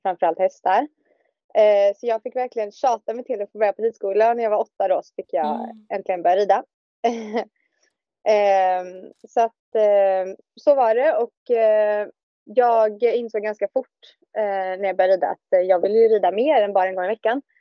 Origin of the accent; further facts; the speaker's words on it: Billdal, Västra Götaland, Sweden; moved away as an adult; now in Denmark; kommer jag ju från eh, Bildal som ligger utanför eh, Göteborg.